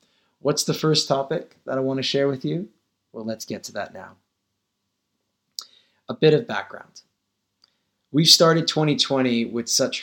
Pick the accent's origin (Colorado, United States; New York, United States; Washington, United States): Colorado, United States; Denver; also born or lived in India; I was born in Denver, Colorado in 1980.